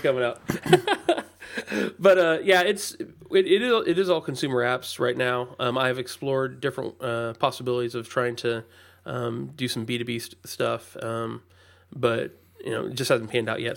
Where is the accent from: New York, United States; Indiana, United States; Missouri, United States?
Indiana, United States; Indianapolis; I'm from the Indianapolis area